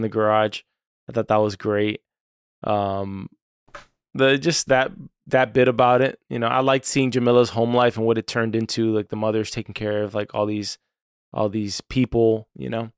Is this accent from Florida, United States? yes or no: yes; Florida, United States; my home state